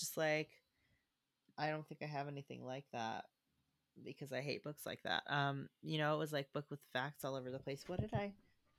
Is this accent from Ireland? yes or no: yes; Ireland; But people got a little up in arms, like, I'm from Ireland and there are a lot of, like, up until recently it wasn't very diverse.